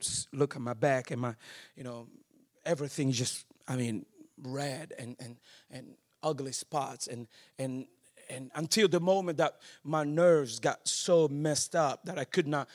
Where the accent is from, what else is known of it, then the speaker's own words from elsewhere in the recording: Angola; moved away; also born or lived in Netherlands; I was born in Angola